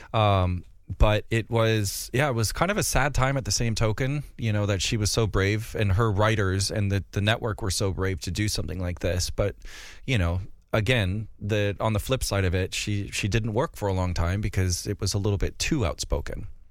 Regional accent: North Dakota, United States; now in London, United Kingdom; where I grew up in Far Gardner, North Dakota

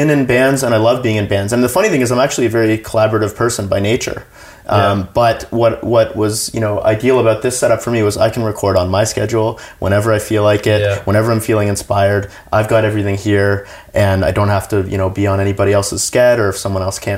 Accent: Canada; as a Canadian

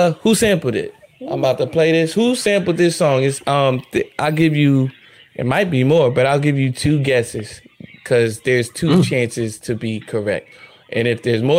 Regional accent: New Jersey, United States; I'm from Jersey.

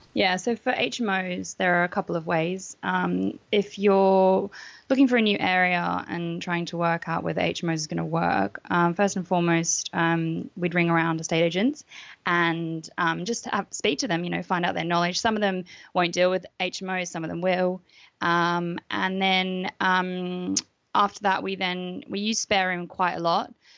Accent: Australia; moved away as an adult; now in United Kingdom; I'm Australian, um, and I moved to the UK in 2009

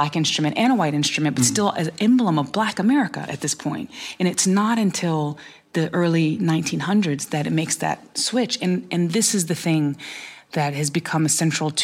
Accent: North Carolina, United States; I was born and raised in North Carolina

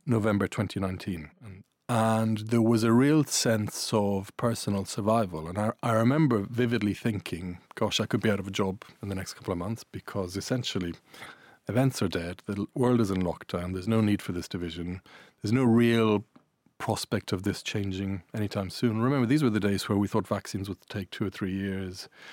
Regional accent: Ireland; accent: Irish; also born or lived in Italy; I'm Irish Italian. You might hear an Irish accent

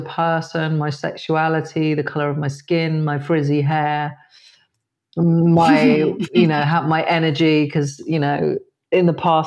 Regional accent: Dorset, South West England, United Kingdom; I grew up in a very white area. I grew up in Dorset

